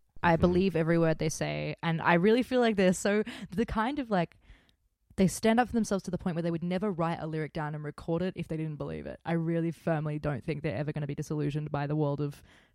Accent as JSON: {"language": "English", "country": "Australia", "said": "as an Australian"}